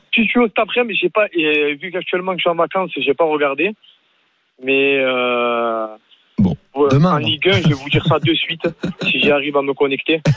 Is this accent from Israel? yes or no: no; Gard, Occitania, France; accent: petit accent chantant; je suis du Gard